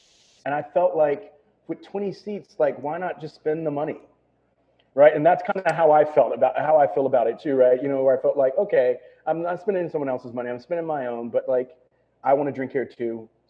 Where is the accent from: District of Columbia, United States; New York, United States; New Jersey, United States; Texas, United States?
Texas, United States; You know, I'm from Texas.